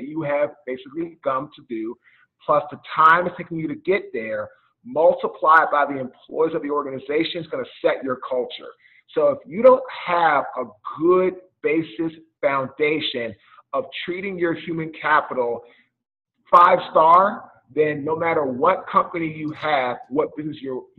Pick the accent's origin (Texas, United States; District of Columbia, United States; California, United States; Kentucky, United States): District of Columbia, United States; Washington; I'm from Washington, D.C.